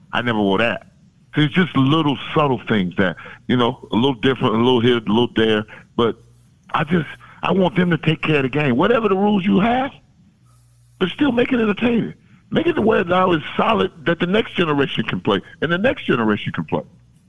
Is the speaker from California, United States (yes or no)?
no; Florida, United States; I'm not from South Florida. I'm from Central Florida.